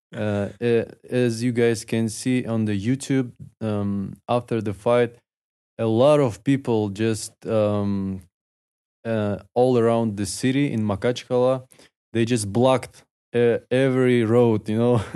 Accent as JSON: {"language": "English", "region": "Dagestan", "country": "Russia", "second_language": "English", "said": "I'm from Dagestan"}